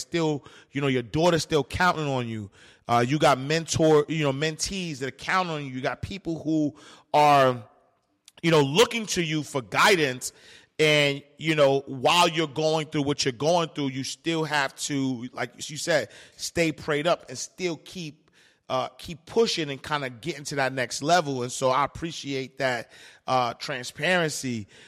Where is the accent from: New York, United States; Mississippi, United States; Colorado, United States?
New York, United States; New York City; I'm from Harlem